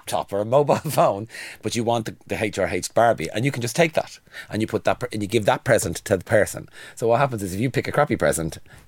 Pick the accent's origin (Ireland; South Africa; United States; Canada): Ireland; Dublin, Leinster; now in London, United Kingdom; I'm from Kingswood, but I'm not from Kingswood Heights, which is up the hill, right? And Kingswood Heights growing up is where all the white Georgian houses are.